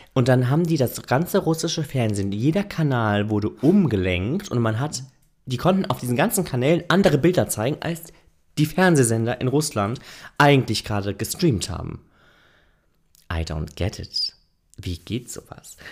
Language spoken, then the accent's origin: German; Germany; ich als Deutscher